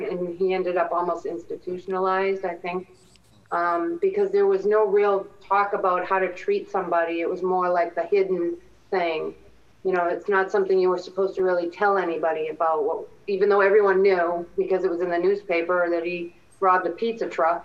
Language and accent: English; Randolph, Massachusetts, United States; a young kid growing up in Little Randolph